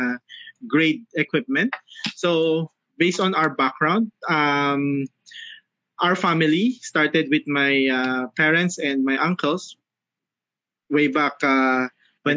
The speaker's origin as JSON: {"language": "English", "country": "Philippines", "said": "I'm from the Philippines."}